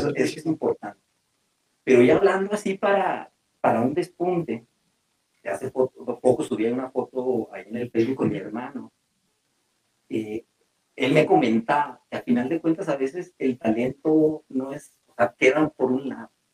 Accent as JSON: {"language": "Spanish", "country": "Mexico", "said": "nos falta a veces como mexicanos"}